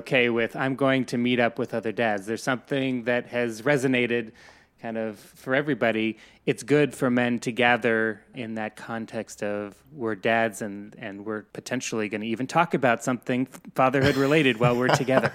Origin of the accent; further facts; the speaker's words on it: Colorado, United States; now in New York City, United States; I grew up in Colorado, and I have no family here